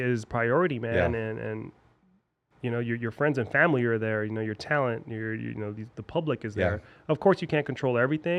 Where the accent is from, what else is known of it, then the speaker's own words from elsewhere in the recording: California, United States; So like for me, I grew up in the Bay, so my friends.